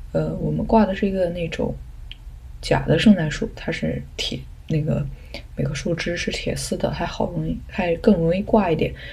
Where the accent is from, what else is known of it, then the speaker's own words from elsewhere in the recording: a village in southern China, China; 我小时候是在南方的一个农村